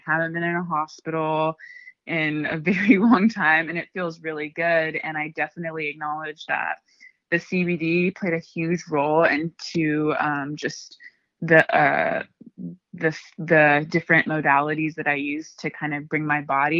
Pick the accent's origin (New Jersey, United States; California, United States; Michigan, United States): California, United States; Ventura County; also born or lived in Oxnard; I'm from Ventura County